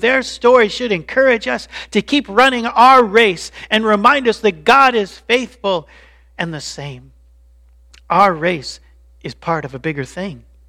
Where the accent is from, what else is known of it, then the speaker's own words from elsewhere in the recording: Colorado Springs, Colorado, United States; also born or lived in Chicago; When I was only five years old, my dad's work moved us to Colorado Springs, to fifty-one forty-five Escopardo Way. And that was the address of where I grew up.